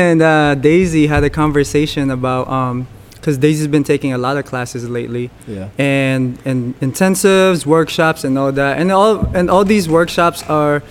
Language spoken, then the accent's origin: English; Philippines; moved away; I grew up in the Philippines